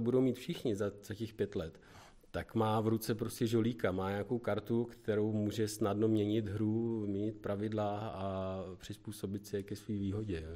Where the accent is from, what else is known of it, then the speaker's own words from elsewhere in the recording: Děčín, Ústí nad Labem Region, Czechia; Pocházíme e, z Děčína, z Ústeckého kraje